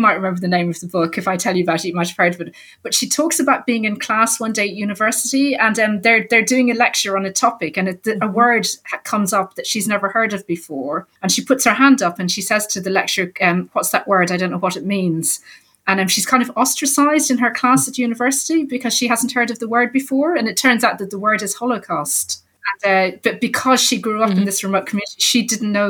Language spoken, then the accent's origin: English; Ireland; I grew up in Ireland in the 70s and 80s.